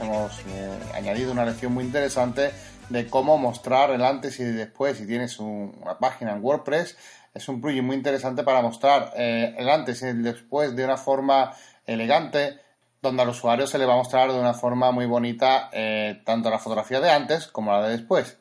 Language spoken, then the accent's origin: Spanish; Spain; somos de España